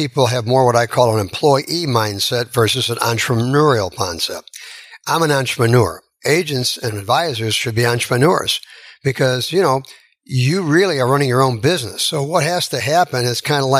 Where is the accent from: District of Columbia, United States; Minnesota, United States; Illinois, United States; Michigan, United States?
Illinois, United States; Chicago; moved away; I'm from Chicago